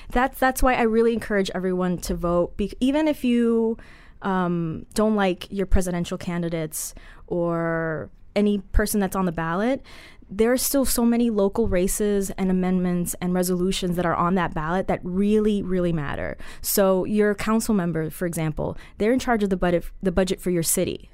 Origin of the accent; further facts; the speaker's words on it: Colombia; I'm Colombian